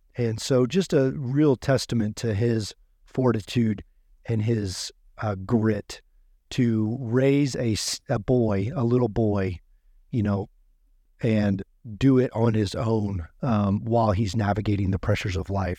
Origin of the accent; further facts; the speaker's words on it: Oklahoma, United States; moved away as an adult; I grew up in Oklahoma. um, twenty-two years. Born and raised there.